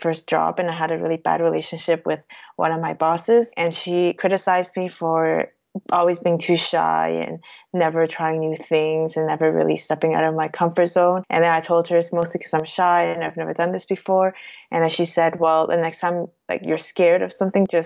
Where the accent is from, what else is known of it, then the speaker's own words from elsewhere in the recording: Toronto, Ontario, Canada; moved away as an adult; now in Switzerland; my family is Cantonese, but I was born and raised in Toronto